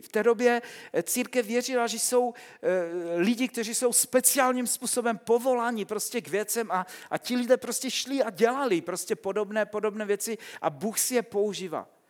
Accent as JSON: {"language": "Czech", "region": "Silesia", "country": "Czechia", "tie": "born or raised there", "said": "Vyrůstal jsem na Slesku"}